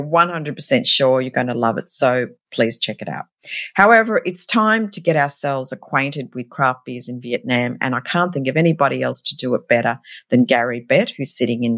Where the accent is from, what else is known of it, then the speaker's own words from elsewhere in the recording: Australia; I'm an Aussie, so clearly I come from a country that loves beer